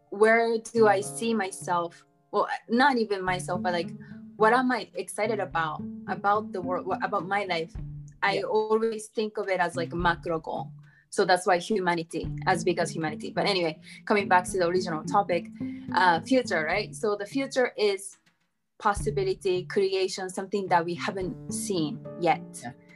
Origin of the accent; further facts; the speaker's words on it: Japan; also born or lived in United States; I'm from Japan